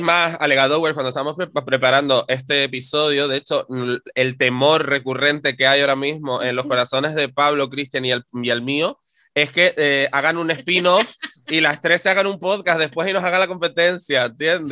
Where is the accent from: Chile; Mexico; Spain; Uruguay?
Spain; Canary Islands; nuestra historia como sociedad canaria